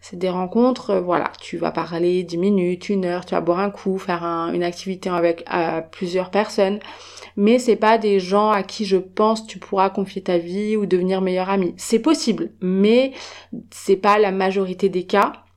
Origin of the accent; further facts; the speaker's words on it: France; je viens de France